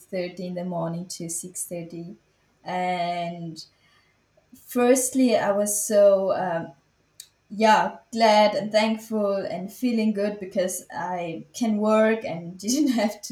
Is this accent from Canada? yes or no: no; Switzerland; I was born and raised in Switzerland, and my parents are Tamil